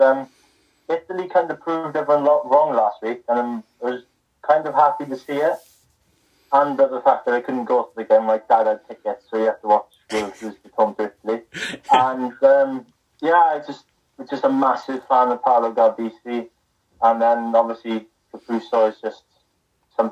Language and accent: English; Ospreys region, Wales, United Kingdom; I grew up in the Ospreys region